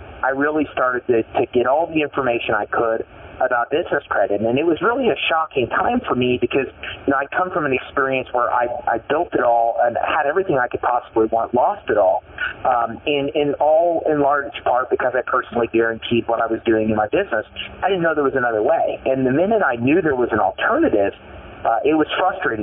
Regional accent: Elwood, Indiana, United States; I grew up in a small town in Indiana called Elwood, Indiana, a little farm community of about 9,000 people.

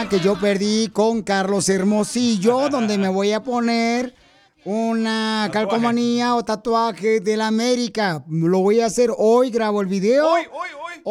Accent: Guatemala; now in Los Angeles, United States; porque aquí venimos a Estados Unidos, de Guatemala a Los Ángeles. ¡A triunfar!

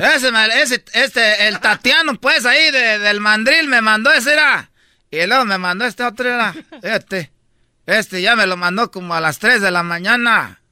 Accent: Michoacán, Mexico; soy pues de Michoacán

